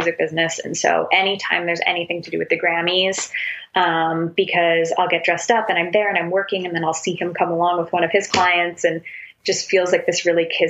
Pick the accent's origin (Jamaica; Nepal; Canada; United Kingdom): Canada; I'm Canadian